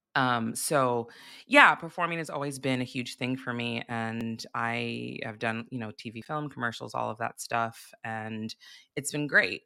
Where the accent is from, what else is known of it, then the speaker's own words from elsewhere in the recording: Santa Barbara, California, United States; I grew up in Santa Barbara, California